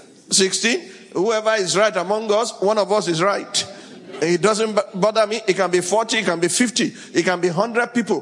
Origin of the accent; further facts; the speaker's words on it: Sokoto, Nigeria; also born or lived in Abeokuta, Ogun, Nigeria; I was born in Abeokuta and raised in Sokoto